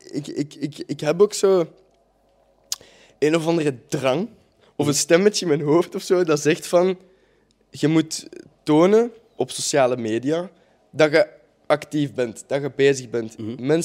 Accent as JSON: {"language": "Dutch", "region": "Holland", "country": "Netherlands", "accent": "Hollands", "said": "dan zal ik mijn Hollands accent moeten antwoorden."}